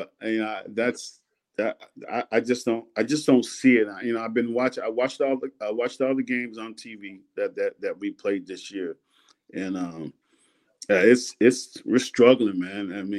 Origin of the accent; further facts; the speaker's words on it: Sanford, Florida, United States; So I'm from Sanford, Florida. And so my parents had moved down to Sanford